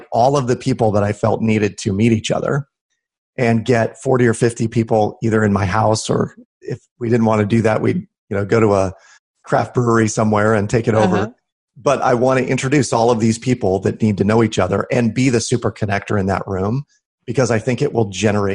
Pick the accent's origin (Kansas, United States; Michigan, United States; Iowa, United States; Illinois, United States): Iowa, United States; Des Moines; Des Moines, Iowa, which is my hometown here, it's a small town.